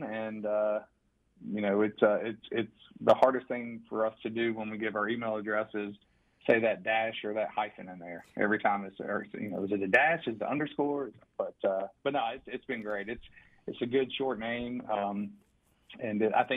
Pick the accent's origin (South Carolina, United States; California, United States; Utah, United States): South Carolina, United States; Rock Hill; I am from Rock Hill, South Carolina, born and raised, still here